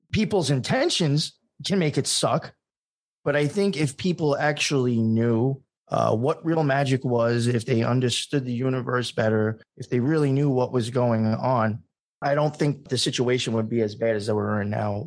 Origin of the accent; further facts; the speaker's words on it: Long Island, New York, United States; I came from Long Island. I was not a city boy